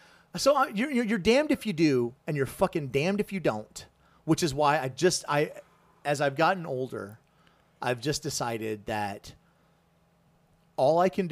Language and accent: English; the South, United States; Did you know when I was growing up in the South? Okay, so I grew up